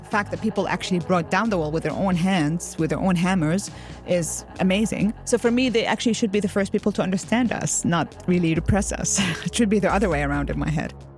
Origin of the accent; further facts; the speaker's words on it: United Arab Emirates; moved away as an adult; also born or lived in Jordan / Lebanon; grew up in the U A E.